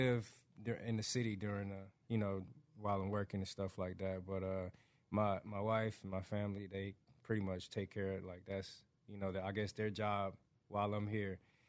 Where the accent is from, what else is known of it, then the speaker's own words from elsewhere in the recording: Atlanta, Georgia, United States; moved away as an adult; now in Texas, United States; I grew up raised in Atlanta, Georgia, right? So, my family, though, like, my grandparents lived in Middle Georgia, like, Warner Robins, little town right outside of Macon, Georgia. So, it's a little more rural than the city.